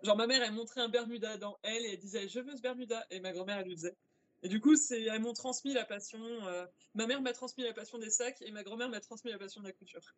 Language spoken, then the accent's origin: French; Angers, Pays de la Loire, France; moved away as an adult; now in Lille, France; je viens à la base d'Angers, et d'ailleurs dans une région anciennement très textile, et j'ai bougé sur l'île il y a 3-4 ans.